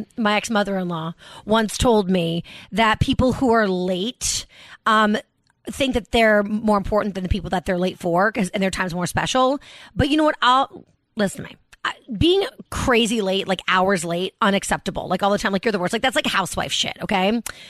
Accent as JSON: {"language": "English", "region": "Massachusetts", "country": "United States", "tie": "born or raised there", "said": "Outside of Boston."}